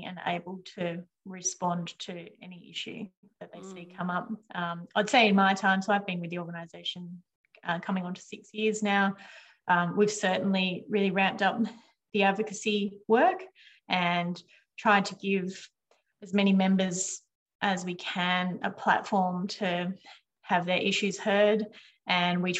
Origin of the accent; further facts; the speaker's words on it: Picton, New South Wales, Australia; also born or lived in Penrith; I grew up in Picton.